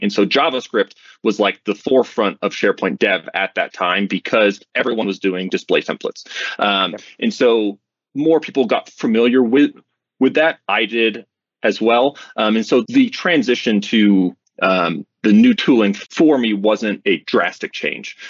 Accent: Vermont, United States; now in Colorado, United States; I grew up in Vermont, which is in the mm-hmm. northeast of the U.S.

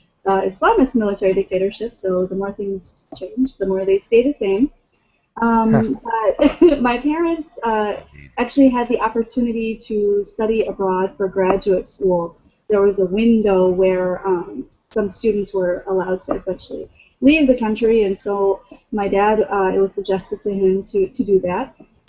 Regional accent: Lansing, Michigan, United States; born there; No, I was born in Lansing.

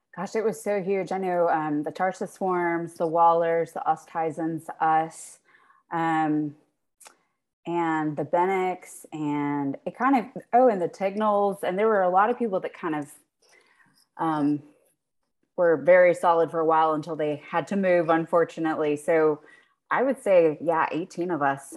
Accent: South Carolina, United States; moved away as an adult; also born or lived in Virginia; now in Maryland, United States; I'm from South Carolina

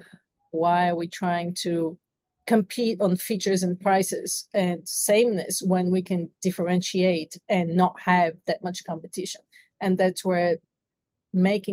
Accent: Bulgaria; moved away as an adult; now in United States; I'm originally from Bulgaria, so I came to the United States to chase the American dream

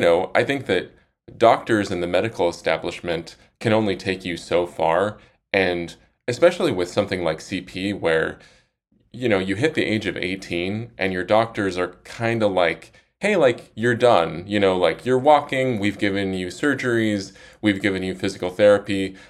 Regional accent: Salt Lake City, Utah, United States; now in Austin, United States; I'm from Salt Lake City

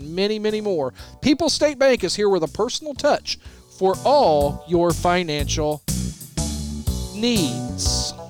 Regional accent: Bridgeport, Illinois, United States; We grew up in small town, USA, yes, we did. Bridgeport, Illinois

